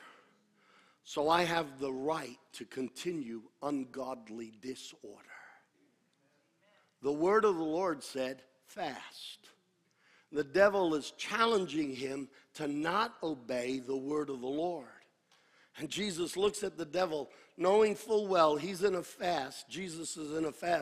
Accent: United States; I am an American

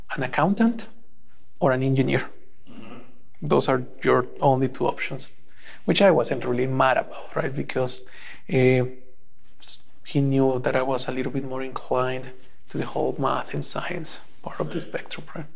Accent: El Salvador; moved away as an adult; now in Canada; I was born and raised in El Salvador back in 1985

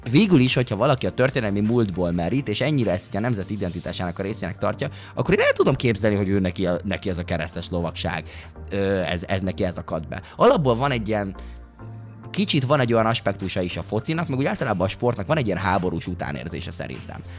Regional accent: Hungary; nagyon magyarok vagyunk, és, és és e- erre nagyon büszkék vagyunk, dolognak a túltolásával szokták, ami egyébként teljesen oké, okay, mert nyilvánvalóan legyünk is büszkék rá, és én is elképesztően büszke vagyok rá

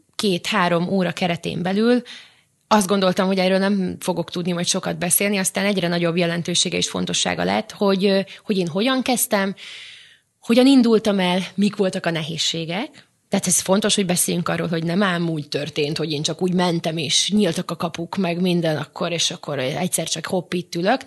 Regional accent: Vojvodina, Serbia; moved away; vajdaságban eleve kisebbségben éltünk, nőttünk fel

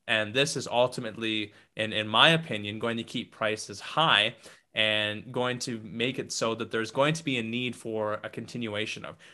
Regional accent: St. Brieux, Saskatchewan, Canada; my hometown of Saint Brew

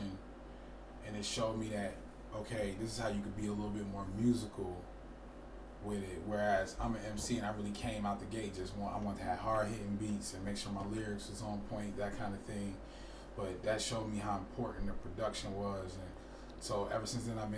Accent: Chicago, Illinois, United States; now in Twin Cities, United States; I've been here for 17 of them, because I'm originally from Chicago.

